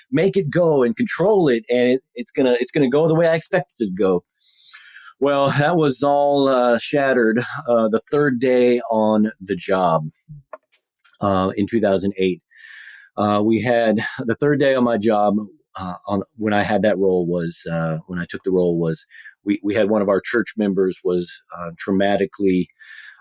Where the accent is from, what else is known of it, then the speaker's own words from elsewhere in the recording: Texas, United States; moved away as an adult; now in Pacific Northwest, United States; we're both from Texas, so we're Texan transplants.